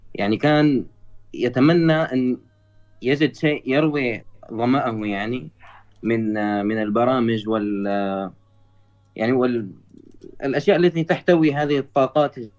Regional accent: Syria; انا من سوريا

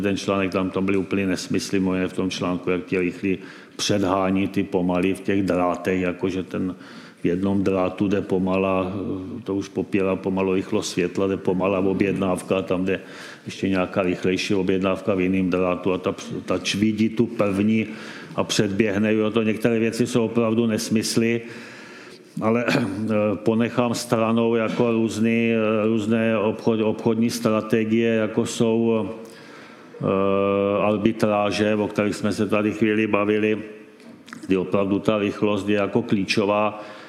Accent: Czechia; jsme prostě Češi

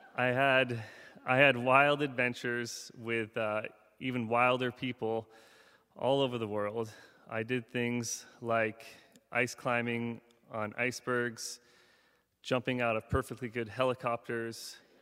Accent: Seward, Alaska, United States; Growing up in Seward, Alaska

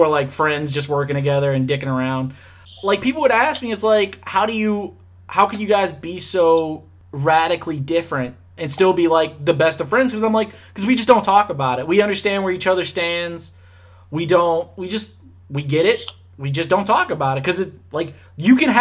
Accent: Louisiana, United States; growing up in Louisiana

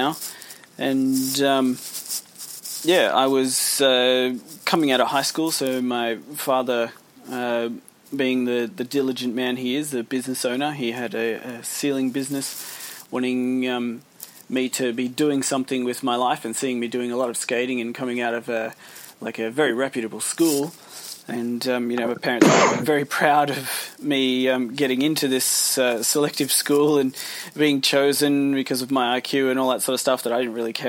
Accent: Australia; also born or lived in United Kingdom; We emigrated when I was, you know, 18 months old, so I'd been in Australia for the whole of my life.

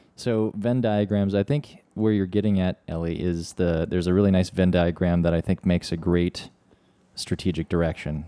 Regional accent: Midwest, United States; we're from the Midwest

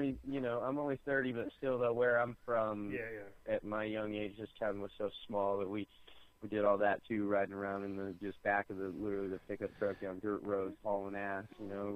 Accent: Central Oregon, United States; I'm from here in Central Oregon, like when I grew up, there was like maybe 20,000 people here

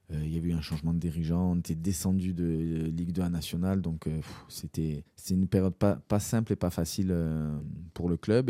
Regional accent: Corsica, France; en tant que Corse, en tant que voilà, que joueur, joueur insulaire

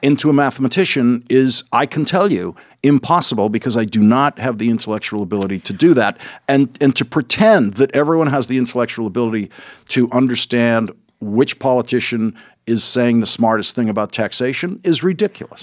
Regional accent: Boston, Massachusetts, United States; accent: Boston

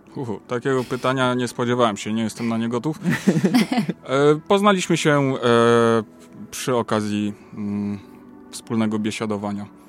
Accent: Łódź, Łódź Voivodeship, Poland; u nas w Łodzi

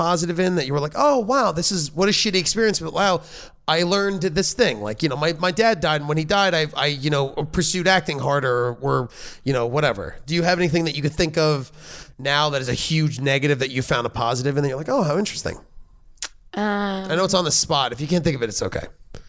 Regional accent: Georgia, United States; Yeah, they are, Luke. I'm from Georgia.

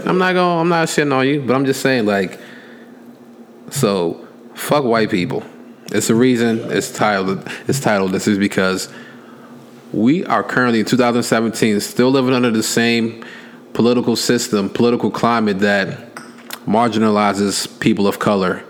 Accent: United States; I was born here

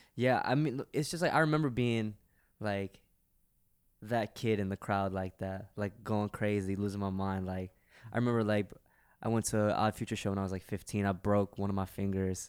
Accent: New York, United States; also born or lived in Pakistan; I moved to New York when I was one, so I've pretty much been in America my whole

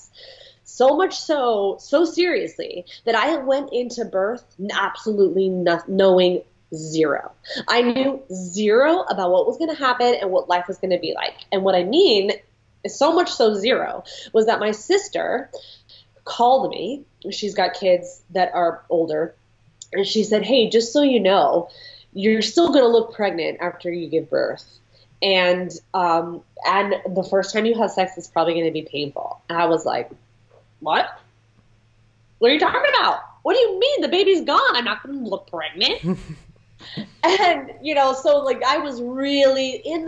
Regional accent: San Francisco, California, United States; moved away as an adult; now in Westchester, United States; I'm from San Francisco originally

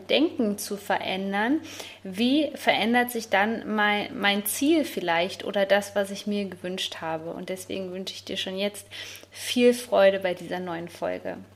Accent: Bad Hersfeld, Hesse, Germany; dass ich meine alte Heimat vermisse, also Bad Hersfeld, die Rhön.

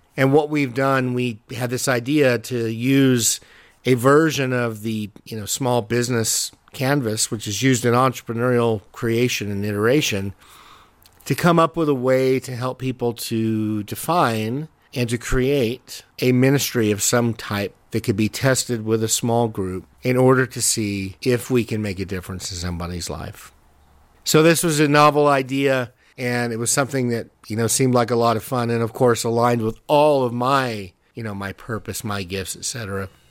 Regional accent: Southern New Mexico, United States; also born or lived in California / Albuquerque, New Mexico; I was born in California, grew up in Southern New Mexico, and went to high school there.

